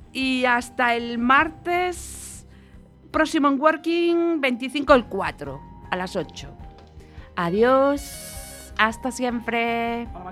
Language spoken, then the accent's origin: Spanish; Galicia, Spain; como buena gallega